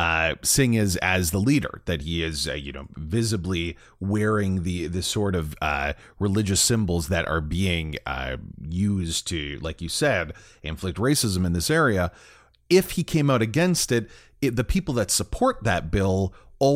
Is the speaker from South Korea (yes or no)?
no; Canada; it makes me feel bad as a Canadian